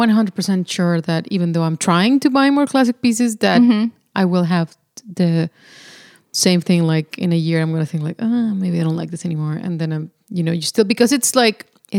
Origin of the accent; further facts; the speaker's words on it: Monterrey, Nuevo León, Mexico; I'm from Monterrey, Mexico.